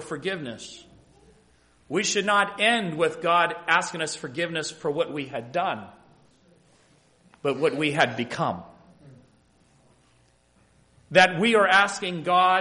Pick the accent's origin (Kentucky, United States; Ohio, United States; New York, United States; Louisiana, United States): Ohio, United States; moved away as an adult; also born or lived in Michigan; Growing up in Ohio, I'm just coming back home after about an absence of about 30 years